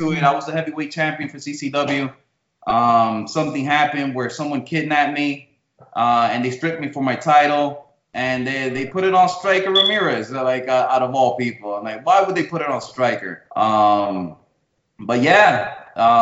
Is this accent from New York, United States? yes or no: yes; New York City, New York, United States; They came to New York City, and that's where I was born. I was born in New York City. They moved to a town called Washington Heights in New York City